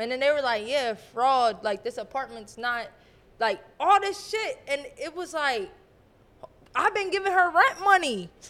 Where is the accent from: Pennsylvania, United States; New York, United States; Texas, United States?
Pennsylvania, United States; I came from Pennsylvania.